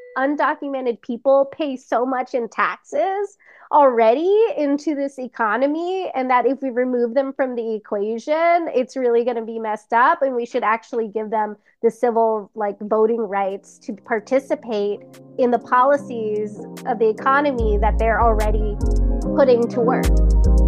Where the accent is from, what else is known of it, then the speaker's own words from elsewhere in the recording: Los Angeles, California, United States; I grew up humbly in Highland Park with my crazy, loud Filipino family.